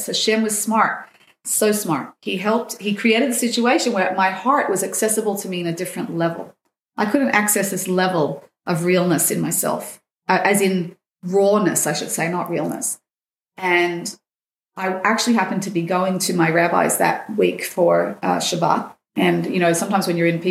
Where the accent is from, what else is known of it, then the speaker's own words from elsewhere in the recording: Sydney, New South Wales, Australia; now in Israel; I grew up in Sydney